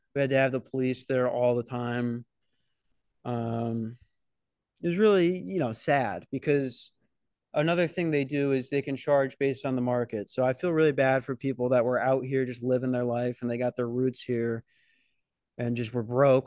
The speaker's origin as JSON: {"language": "English", "region": "Minnesota", "country": "United States", "said": "I'm from Minnesota"}